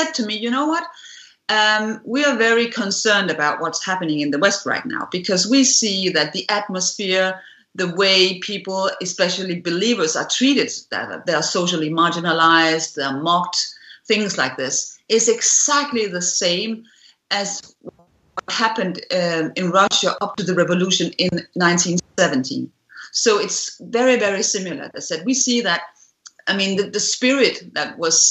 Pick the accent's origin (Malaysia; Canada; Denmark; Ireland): Denmark; we grew up in the Cold War, and so did I here in Scandinavia